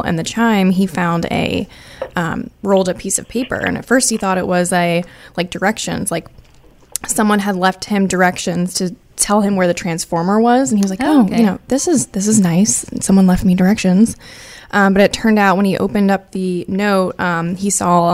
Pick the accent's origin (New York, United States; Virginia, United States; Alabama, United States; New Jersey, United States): Virginia, United States; Northern; moved away as an adult; also born or lived in Boulder, Colorado; now in Destin, United States; I am originally from Northern Virginia.